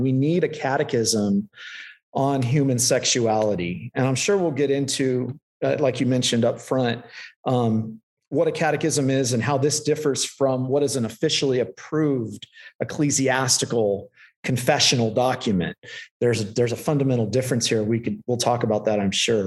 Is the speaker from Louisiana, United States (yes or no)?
no; Central California, United States; also born or lived in Lynden, Washington; now in Escondido, United States; I grew up in Central California